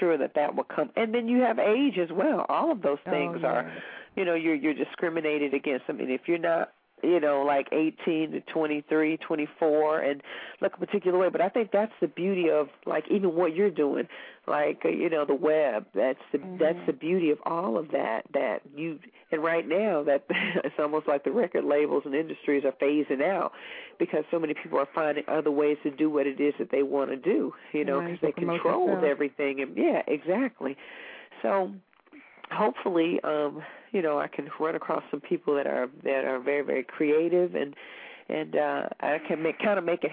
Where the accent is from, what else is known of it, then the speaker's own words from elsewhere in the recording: Kentucky, United States; I'm from Kentucky.